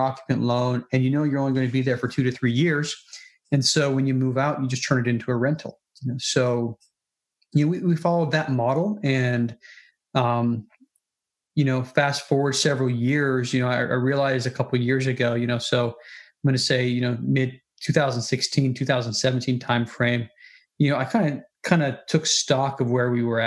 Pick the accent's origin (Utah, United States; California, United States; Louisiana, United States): Utah, United States; Salt Lake City; moved away as an adult; also born or lived in Minnesota / North Carolina; I was born and raised in Salt Lake City